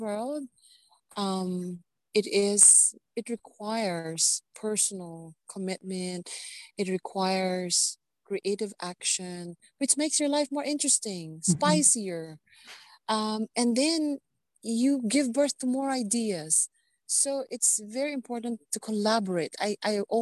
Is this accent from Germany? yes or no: no; Philippines; as a Filipina